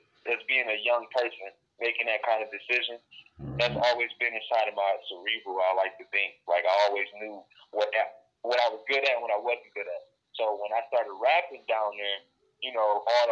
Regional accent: Detroit, Michigan, United States; Detroit, Michigan. B-Town, baby

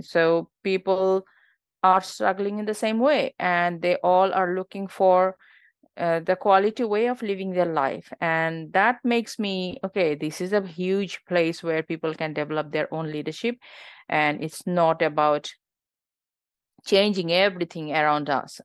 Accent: Bangladesh; born or raised there; moved away as an adult; now in Australia

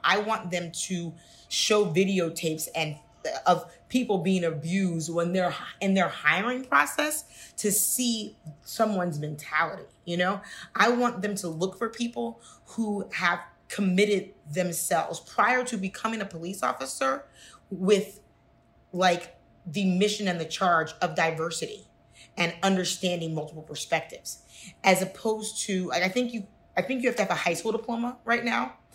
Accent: Cincinnati, Ohio, United States; I'm from Cincinnati, Ohio

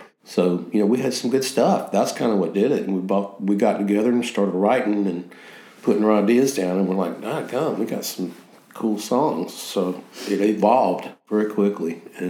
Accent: the South, United States; But Southern rock is really a lot about how we grew up as kids in the South and some things.

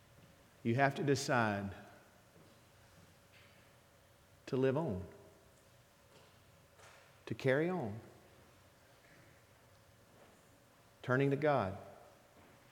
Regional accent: the South, United States; also born or lived in New Orleans, Louisiana; as a Southerner

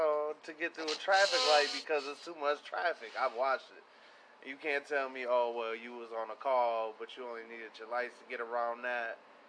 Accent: Pontiac, Michigan, United States; That'd be like me being from where I'm from Pontiac

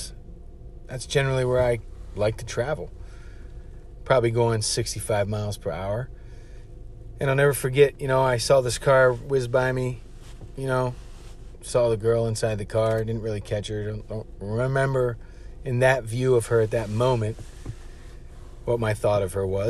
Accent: Washington, D.C. area, Maryland, United States; moved away as an adult; also born or lived in Providence, Rhode Island; I'm not from Providence, Rhode Island. I'm from down south in Maryland, Washington, D.C. area

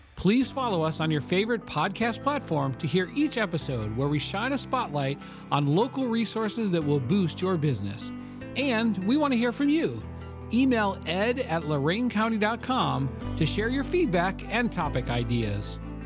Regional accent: Lorain, Ohio, United States; I grew up just five blocks west of downtown Lorain

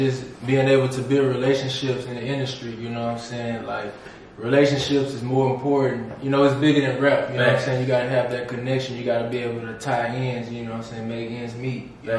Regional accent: Houston, Texas, United States; I'm from South Park, Houston, Sunnyside, you know what I'm saying? MLK and Biff, to be exact. Yeah. That's my hood, you know what I'm saying? That's where I grew up, born and raised.

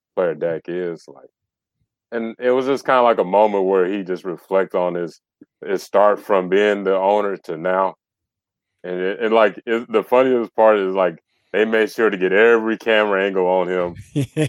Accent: the South, United States; I'm from the South

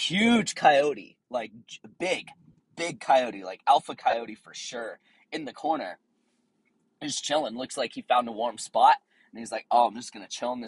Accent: Tennessee, United States; also born or lived in Southern California; now in San Diego, United States; I grew up out in Tennessee on a farm

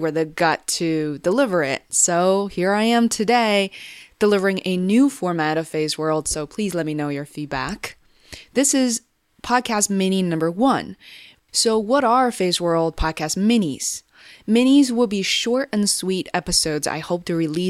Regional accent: Beijing, China; growing up in China in the 90s

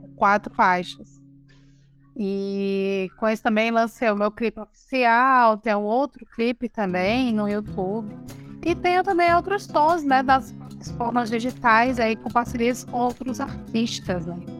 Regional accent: Arapiraca, Alagoas, Brazil; also born or lived in Maceió / São Paulo; cresci em Arapiraca, né? É, cresci em Arapiraca

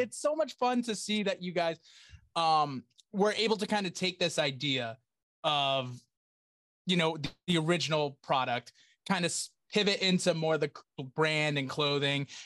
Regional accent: Attleboro, Massachusetts, United States; I grew up in Attleboro

